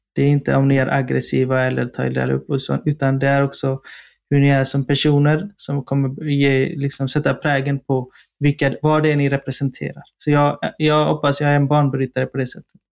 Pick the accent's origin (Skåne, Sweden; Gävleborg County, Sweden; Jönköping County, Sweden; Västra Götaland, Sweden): Västra Götaland, Sweden; Partille; moved away as an adult; now in Stockholm, Sweden; vi är göteborgare i grunden, du och jag